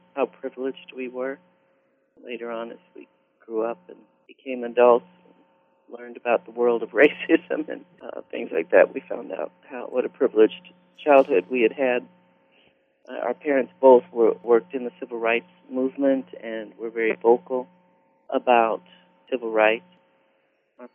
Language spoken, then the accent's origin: English; Santa Barbara, California, United States; also born or lived in Evanston, Illinois / Cuba, New York / Scottsdale, Arizona / Palo Alto, California; we went to school in Santa Barbara all the way through ninth grade